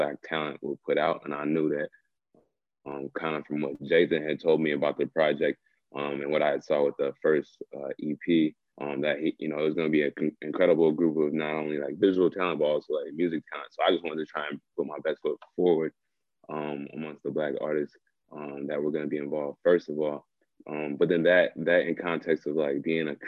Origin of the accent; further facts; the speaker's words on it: Minneapolis, Minnesota, United States; I'm from South Minneapolis. I'm from like the corner where George Floyd died, like the corner store where George Floyd died. I'm from like that block.